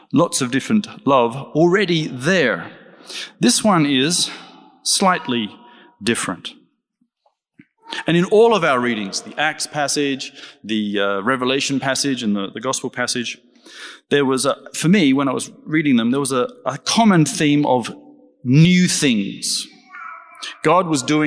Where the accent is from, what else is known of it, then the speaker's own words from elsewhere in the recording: Australia; I'm Australian